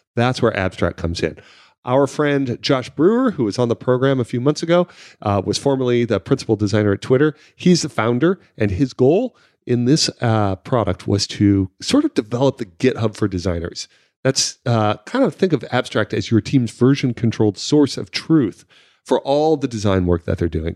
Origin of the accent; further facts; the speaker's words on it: San Francisco, California, United States; now in London, United Kingdom; I was from San Francisco